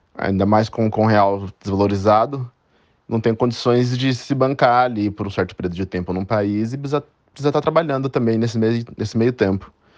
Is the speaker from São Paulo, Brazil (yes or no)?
yes; Itatiba, São Paulo, Brazil; moved away as an adult; now in London, United Kingdom; nascido, nascido e criado em Itatiba, São Paulo